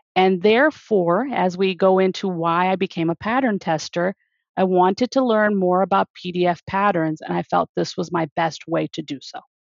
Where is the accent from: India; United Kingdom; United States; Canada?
United States; outside of Detroit, Michigan; I was born and raised outside of Detroit